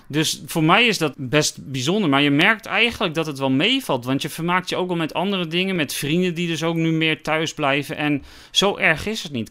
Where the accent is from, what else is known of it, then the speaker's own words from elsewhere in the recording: Westzaan, North Holland, Netherlands; ik kom uit Westzaan